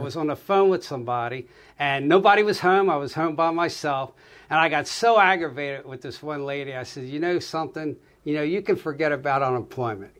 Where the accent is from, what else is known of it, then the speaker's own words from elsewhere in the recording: Limerick, Pennsylvania, United States; also born or lived in Norristown, Pennsylvania; I was born in Norristown. I spent about 11 years of my life in Norristown, and my parents bought property in Limerick, 11 acres of ground